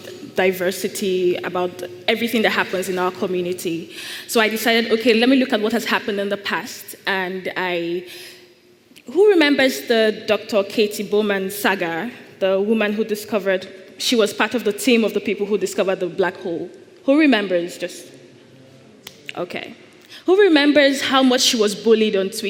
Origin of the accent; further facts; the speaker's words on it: Nigeria; I am Nigerian